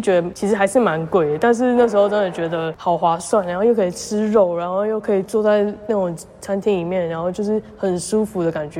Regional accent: Taiwan; 我们都是台湾人嘛，我就讲中文啊

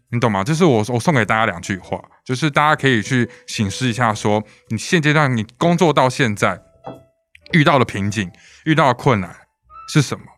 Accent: Taiwan; 我们身在一个台湾民族的国家

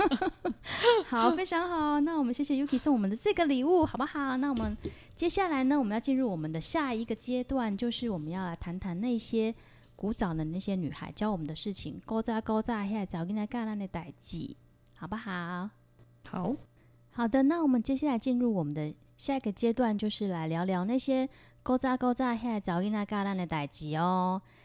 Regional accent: Taiwan; 我是来自台湾的

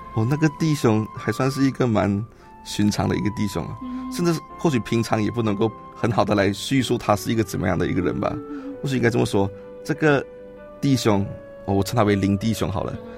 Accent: Johor Bahru, Johor, Malaysia; moved away as an adult; now in Taiwan; 我来自马来西亚南部的新山

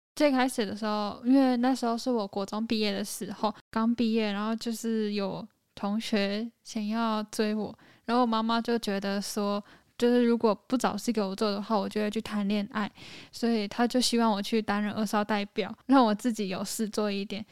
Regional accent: Hengchun, Pingtung County, Taiwan; 我是来自台湾正南端屏东县恒春镇的

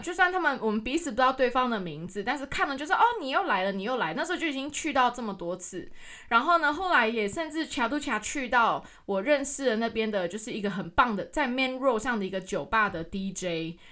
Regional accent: Taiwan; 身为一个台湾人

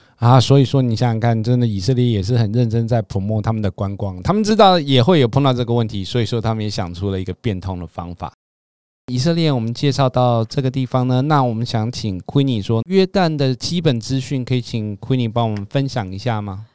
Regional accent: Taiwan; 我们台湾人

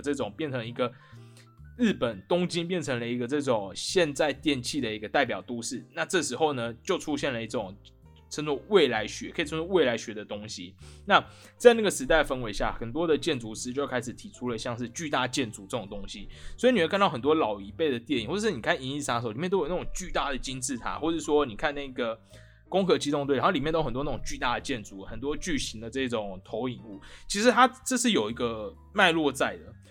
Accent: Taiwan; 我们台湾人是不是活得很安逸耶

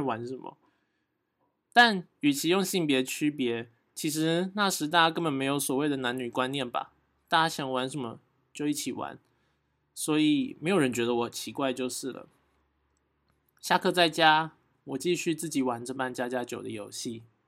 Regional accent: Yangmei, Taoyuan, Taiwan; moved away as an adult; now in Tainan, Taiwan; 我小时候就住在社区里，然后因为我社区很大

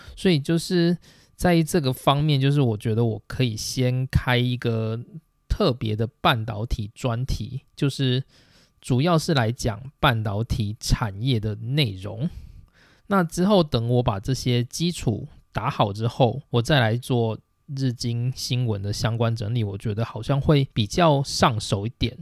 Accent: Taiwan; 我们台湾 人

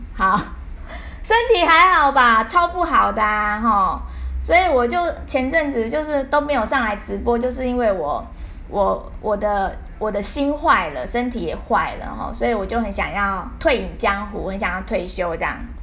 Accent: Taiwan; 我们台湾人

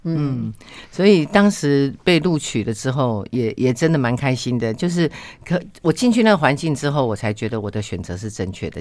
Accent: Penghu County, Taiwan; 我是澎湖，我在澎湖出生

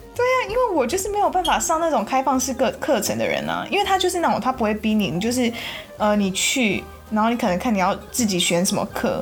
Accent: Taiwan; first language Chinese; moved away; 我们台湾人，就是从小又都会一直在学外语

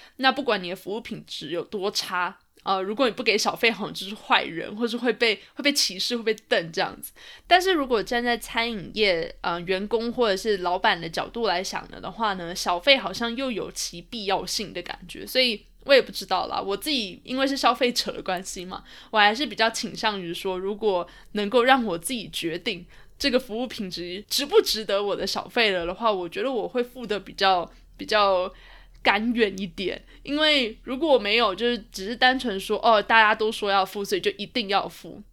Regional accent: Taiwan; moved away; 我妈妈还有我家人从台湾来看我

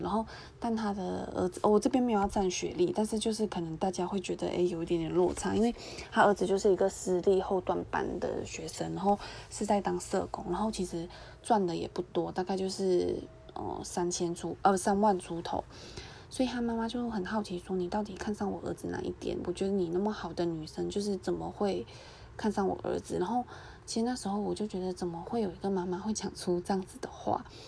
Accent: Malaysia; moved away; also born or lived in Taiwan; 以后你可以来马来西亚找我玩，我先飞回去啊

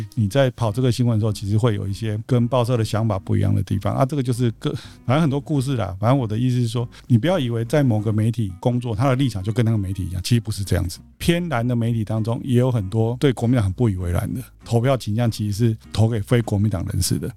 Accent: Tainan, Taiwan; 我在台南长大

